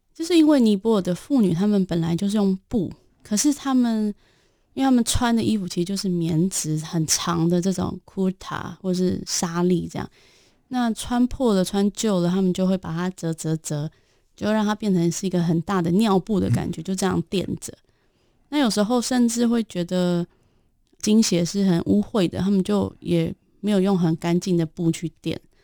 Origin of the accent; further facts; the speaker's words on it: Taiwan; moved away as an adult; now in Nepal; 身为台湾女性